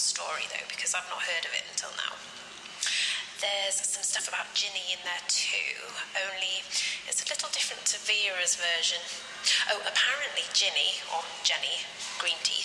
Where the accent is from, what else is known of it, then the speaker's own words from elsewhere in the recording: Crosby, North West England, United Kingdom; I was born in 1992 and I come from Crosby.